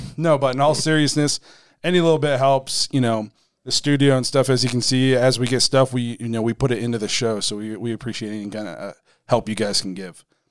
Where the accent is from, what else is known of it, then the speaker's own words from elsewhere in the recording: Dover, Ohio, United States; now in Canton, United States; we're at my hometown Dover, Philly